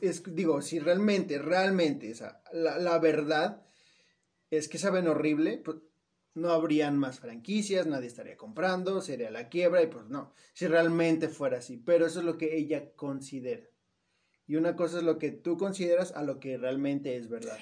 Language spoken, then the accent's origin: Spanish; Mexico; de aquí de México